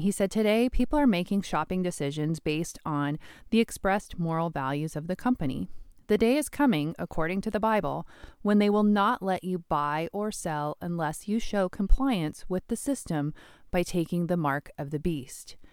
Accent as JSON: {"language": "English", "region": "Washington", "country": "United States", "tie": "born or raised there", "said": "my home state of Washington"}